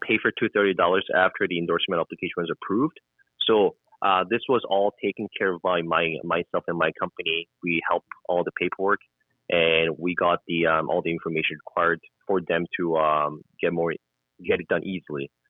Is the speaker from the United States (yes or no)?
no; South Korea; also born or lived in Halifax, Canada; now in Edmonton, Canada; I am mm-hmm. from South Korea. I was born in South Korea.